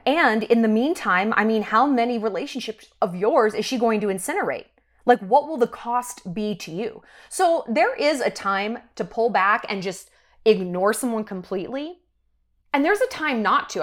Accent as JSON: {"language": "English", "region": "New York", "country": "United States", "moved": "yes", "said": "I'm from New York"}